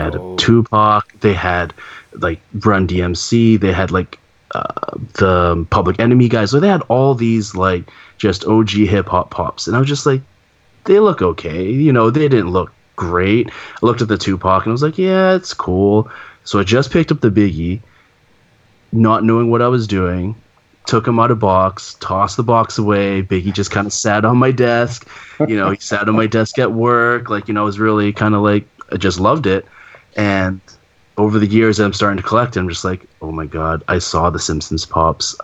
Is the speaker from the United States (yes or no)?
no; Canada; Being Canadian